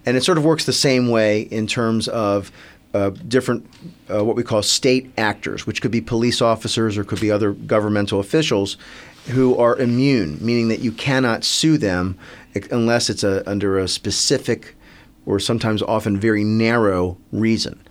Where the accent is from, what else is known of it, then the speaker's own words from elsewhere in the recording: Silver Spring, Maryland, United States; I grew up in Silver Spring, Maryland